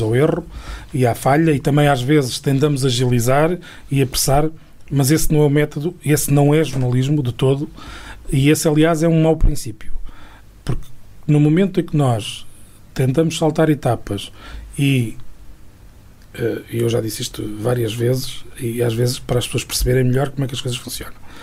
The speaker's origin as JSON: {"language": "Portuguese", "region": "Trás-os-Montes", "country": "Portugal", "also_born_or_lived": "Coimbra", "moved": "as an adult", "said": "eu fui uma pessoa desde sempre muito ligada a, às minhas raízes e à minha terra em particular mesmo quando estive fora durante fora quando digo fora digo fora mesmo uhum. da, da, região durante 13 anos"}